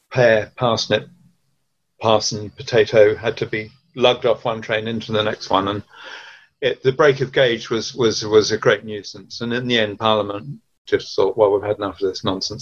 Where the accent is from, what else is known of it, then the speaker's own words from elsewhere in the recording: Hampshire, South East England, United Kingdom; I was growing up in Hampshire